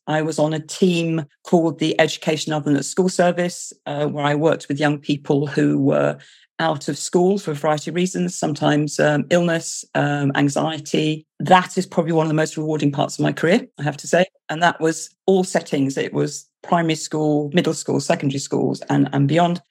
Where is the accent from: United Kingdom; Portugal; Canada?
United Kingdom; London; moved away as an adult; also born or lived in United States; now in South West England, United Kingdom; I am British, as you can hear from my accent. Um, I'm originally from London, but I now live in the southwest of England